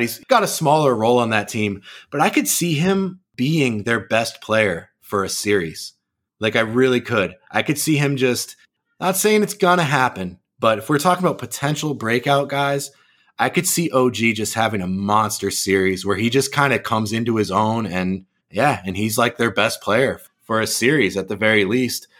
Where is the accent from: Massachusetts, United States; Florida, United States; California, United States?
Massachusetts, United States; moved away as an adult; also born or lived in Los Angeles; I grew up in Massachusetts